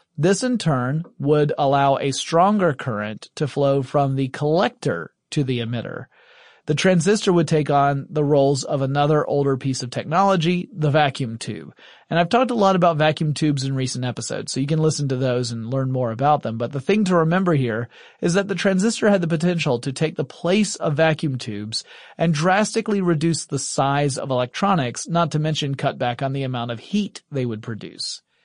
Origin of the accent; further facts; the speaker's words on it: Deep South, United States; since I'm from the Deep South in the United States